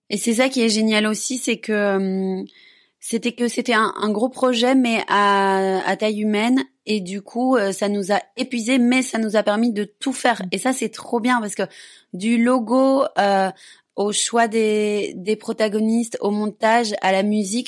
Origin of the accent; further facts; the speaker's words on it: Belgium; moved away; je suis belge